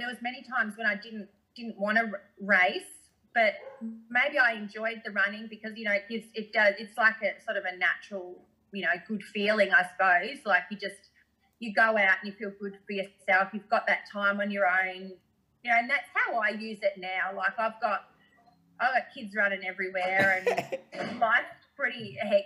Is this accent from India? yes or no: no; Australia; me being an Aussie girl